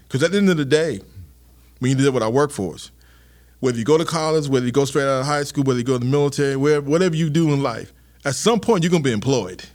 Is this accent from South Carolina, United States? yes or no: yes; Charleston, South Carolina, United States; also born or lived in Tennessee; I'm a South Carolina kid.